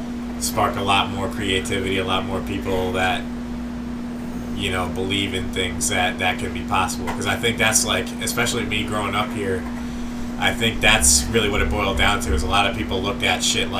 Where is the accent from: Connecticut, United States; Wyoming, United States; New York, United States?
Connecticut, United States; Ellington; we come from a small little fucking little bullshit town in Connecticut. You know, we're from the Northeast